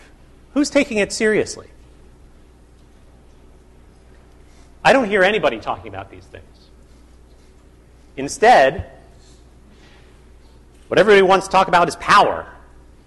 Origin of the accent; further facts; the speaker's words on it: United States; I grew up in the United States